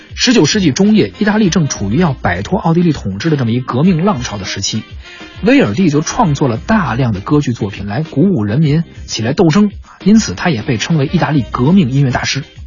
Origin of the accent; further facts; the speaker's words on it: China; 我们中国人